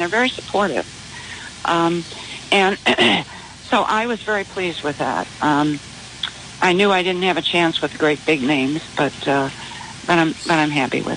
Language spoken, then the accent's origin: English; St. Louis, Missouri, United States; moved away as an adult; also born or lived in Cedar Rapids, Iowa; I was from St. Louis